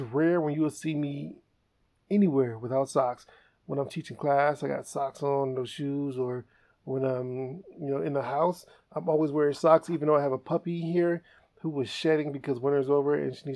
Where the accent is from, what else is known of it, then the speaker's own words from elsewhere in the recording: East Cleveland, Ohio, United States; I grew up in the East Cleveland area.